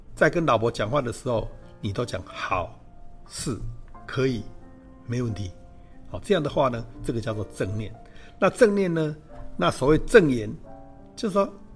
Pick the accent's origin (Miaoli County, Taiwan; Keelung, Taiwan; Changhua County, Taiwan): Changhua County, Taiwan; moved away as an adult; also born or lived in Taipei / United States; 我是彰化人